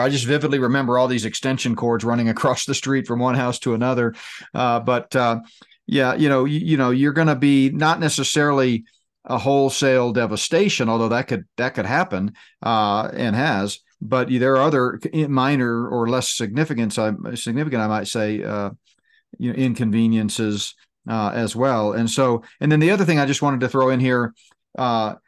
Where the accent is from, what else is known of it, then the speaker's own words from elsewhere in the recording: Houston, Texas, United States; moved away as an adult; now in Colorado, United States; I grew up on the Gulf Coast and went to high school and college in the Houston